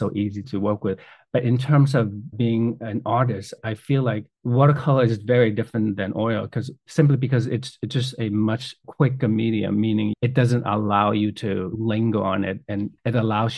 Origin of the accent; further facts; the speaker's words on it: China; moved away; growing up in China, I did quite a bit of calligraphy growing up